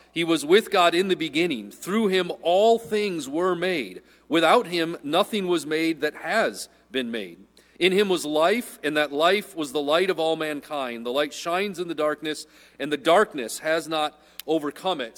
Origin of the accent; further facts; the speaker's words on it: Midwest, United States; I'm a Midwesterner